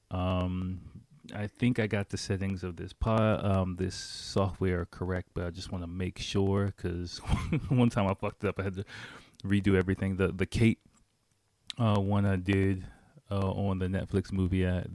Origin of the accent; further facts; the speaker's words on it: Washington, District of Columbia, United States; moved away as an adult; now in Japan; I grew up in Washington, D C, and I lived in D C full-time, I'll say full-time, for seventeen